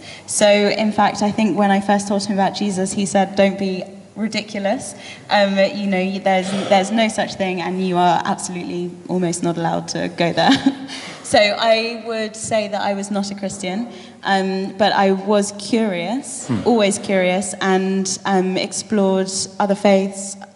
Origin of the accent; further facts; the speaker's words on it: Lymington, South East England, United Kingdom; also born or lived in London; I was born in London, in Wimbledon, Roehampton. But I grew up in the New Forest, in a beautiful little town called Lymington.